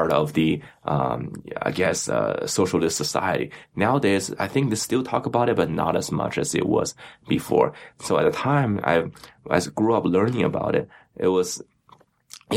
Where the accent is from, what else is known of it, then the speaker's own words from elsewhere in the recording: Beijing, China; moved away; I grew up in Beijing, China.